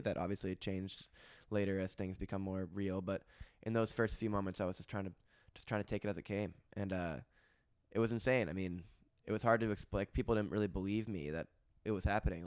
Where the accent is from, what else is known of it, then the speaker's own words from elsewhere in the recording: Hanover, New Hampshire, United States; also born or lived in Stratford, Vermont; I grew up in Stratford, Vermont, in Hanover, New Hampshire.